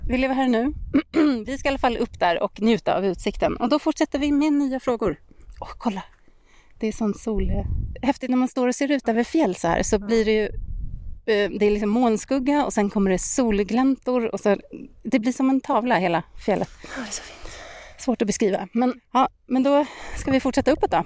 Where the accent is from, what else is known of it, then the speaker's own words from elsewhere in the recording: Särna, Dalarna County, Sweden; hemma i Särna